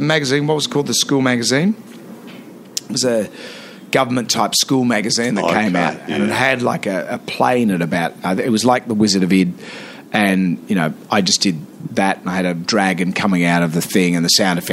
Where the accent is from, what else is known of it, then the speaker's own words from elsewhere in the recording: Sydney, New South Wales, Australia; growing up in Sydney